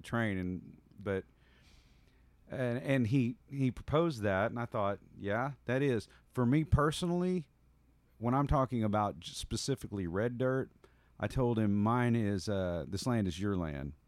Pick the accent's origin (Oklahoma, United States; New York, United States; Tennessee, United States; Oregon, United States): Oklahoma, United States; Hera; now in Canyon Lake, United States; I'm originally from Hera, Oklahoma